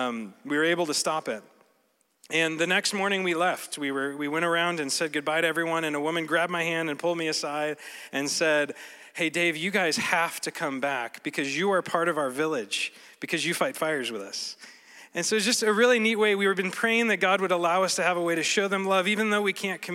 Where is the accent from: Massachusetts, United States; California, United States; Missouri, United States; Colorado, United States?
Colorado, United States; moved away as an adult; now in Cameroon; I grew up in Colorado